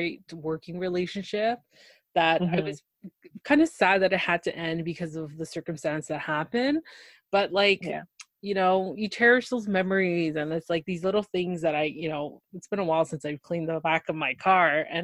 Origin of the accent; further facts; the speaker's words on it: Ontario, Canada; I'm from Canada. I think I keep saying that a lot. But specifically in Ontario.